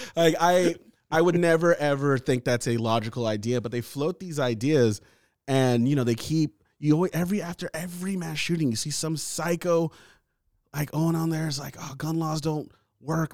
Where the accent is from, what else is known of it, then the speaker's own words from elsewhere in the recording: United States; I'm American. I was born here